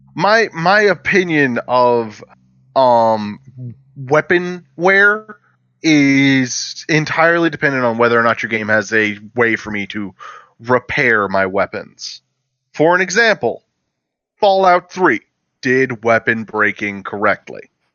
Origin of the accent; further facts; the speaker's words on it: the South, United States; I am a Southerner